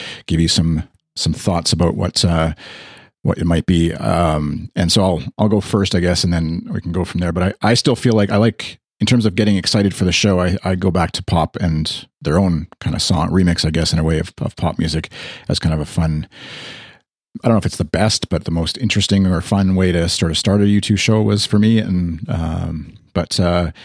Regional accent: Canada; Speaking as a Canadian

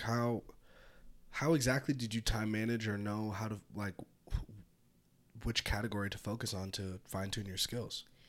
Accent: Petaluma, California, United States; now in Reno, United States; I grew up in Petaluma.

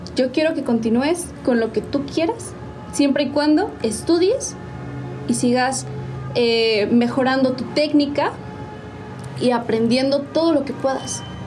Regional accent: San Juan del Río, Querétaro, Mexico; Soy originaria de mi bello San Juan del Río

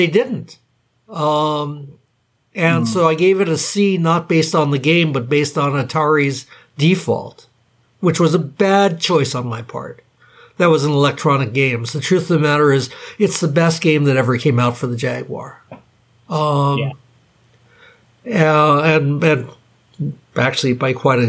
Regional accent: Hawaii, United States; I grew up in Hawaii.

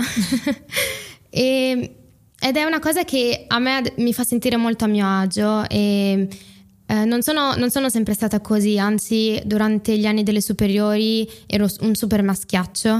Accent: Italy; come me, sono cresciute in Italia, hanno fatto tutte le scuole in Italia, parlano in italiano

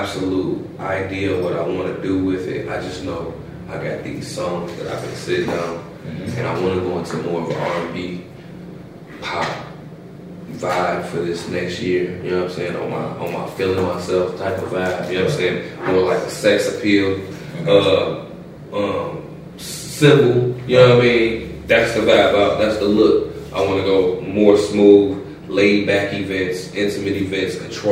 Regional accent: Chicago, Illinois, United States; moved away as an adult; now in Indianapolis, United States; I'm from Chicago, Illinois

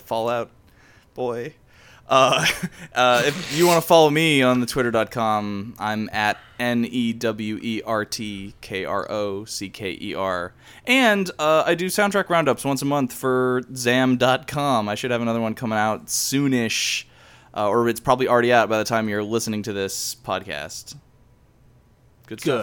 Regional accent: Cleveland, Ohio, United States; represent my hometown

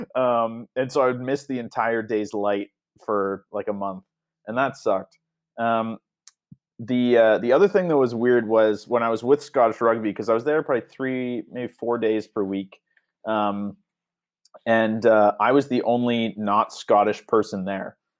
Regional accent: Canada; accent: Canadian; I never really realized how Canadian I sound

